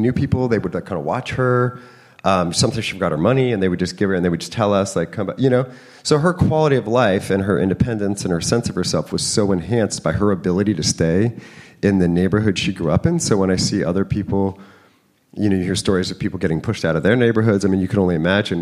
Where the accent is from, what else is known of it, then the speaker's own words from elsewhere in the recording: San Francisco, California, United States; moved away as an adult; also born or lived in Napa Valley / New York; now in San Francisco, United States; I grew up mostly in San Francisco, but then went to high school in Napa Valley